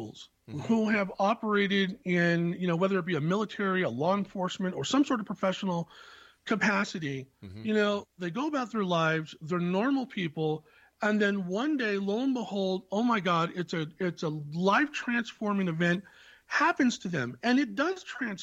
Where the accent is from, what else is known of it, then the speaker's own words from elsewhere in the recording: Silicon Valley, California, United States; I was born in the Silicon Valley